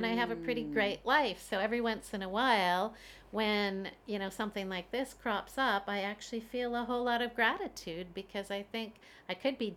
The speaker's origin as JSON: {"language": "English", "country": "Canada", "moved": "yes", "lives_now": "Beijing, China", "said": "I am a Canadian mom living in Beijing, China"}